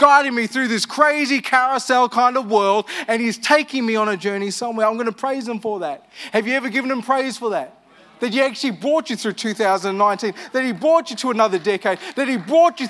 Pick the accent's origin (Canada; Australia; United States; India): Australia; Armidale, New South Wales; I grew up in Armidale. I left Armidale